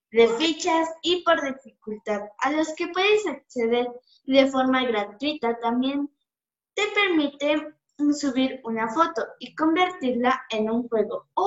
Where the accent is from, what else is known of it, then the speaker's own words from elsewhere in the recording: Mexico; A mí no porque yo soy de este país y lo defiendo porque soy un mexicano con honor, ¿verdad? Sí, soy, soy feliz de ser mexicano.